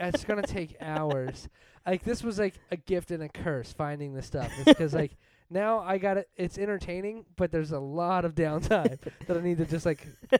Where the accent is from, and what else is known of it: Delaware County, Pennsylvania, United States; accent: Delco